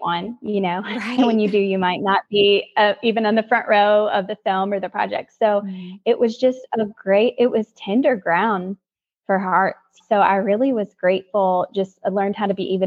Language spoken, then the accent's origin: English; North Carolina, United States; moved away as an adult; also born or lived in Los Angeles; we're from North Carolina.